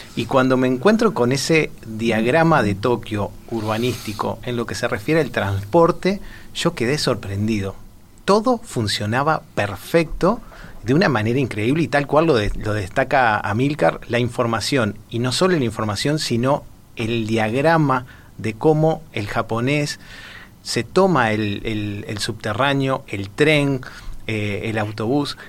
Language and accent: Spanish; Montevideo, Uruguay; soy de Montevideo, de la capital